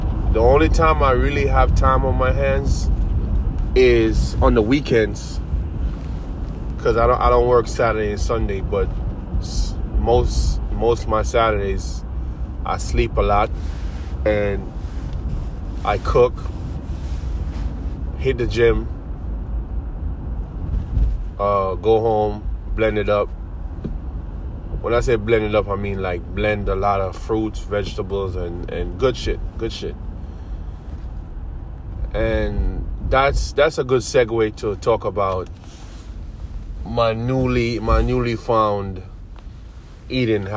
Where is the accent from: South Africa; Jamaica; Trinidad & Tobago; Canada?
Jamaica; now in United States; I'm from Jamaica, born and raised.